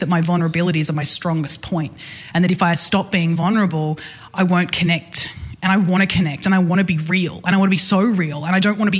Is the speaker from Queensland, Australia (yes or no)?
no; Newcastle, New South Wales, Australia; I'm from Newcastle